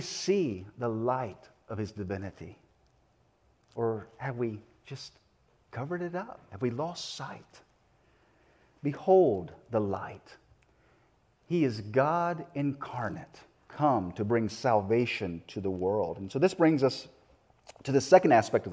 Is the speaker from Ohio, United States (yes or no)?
no; South Carolina, United States; moved away; my upbringing down in the South. I'm from South Carolina